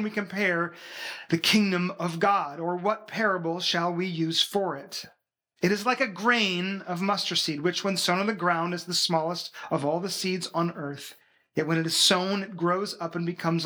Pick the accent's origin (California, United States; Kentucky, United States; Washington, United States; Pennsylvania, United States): Washington, United States; moved away as an adult; also born or lived in Florida / Massachusetts; now in Belgium; we were born and raised in Washington State, the very corner of the United States